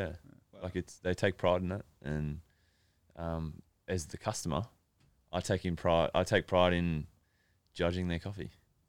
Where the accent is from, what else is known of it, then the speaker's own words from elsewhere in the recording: Melbourne, Victoria, Australia; Well, I'm from Melbourne, and it's a really nice place.